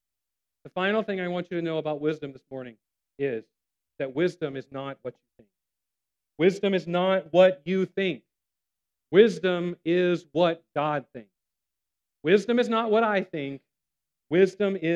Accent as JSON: {"language": "English", "town": "Savannah", "region": "Georgia", "country": "United States", "tie": "born or raised there", "said": "I grew up here in Savannah"}